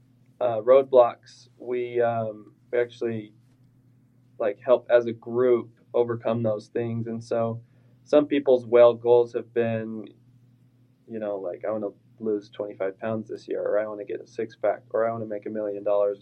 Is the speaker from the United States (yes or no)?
yes; South Jordan, Utah, United States; also born or lived in Lehi, Utah; I grew up in South Jordan.